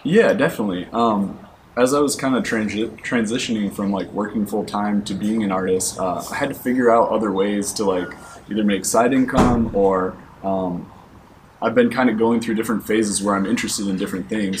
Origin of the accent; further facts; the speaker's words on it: Michigan, United States; also born or lived in Atlanta; now in San Diego, United States; I'm originally from Michigan